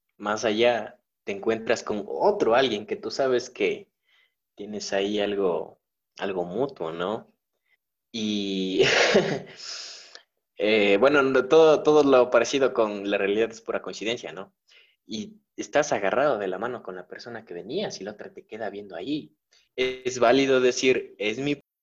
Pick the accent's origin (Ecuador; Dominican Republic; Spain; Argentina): Ecuador; somos ecuatorianos ya